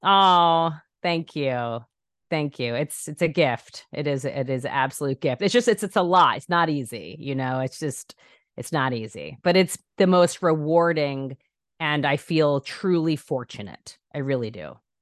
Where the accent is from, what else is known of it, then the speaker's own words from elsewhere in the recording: New York, United States; moved away as an adult; now in Los Angeles, United States; I'm such a New Yorker. I'm such a New Yorker. I said my whole life, I'll never leave New York